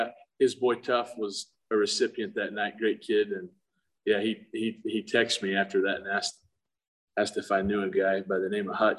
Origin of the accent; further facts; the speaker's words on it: Monticello, Utah, United States; So I was actually born and raised in Monticello, went to high school there.